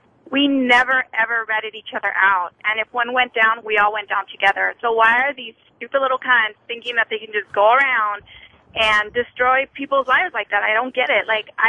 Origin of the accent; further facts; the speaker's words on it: Los Angeles, California, United States; now in Georgia, United States; I'm in Georgia right now, but I grew up in Los Angeles.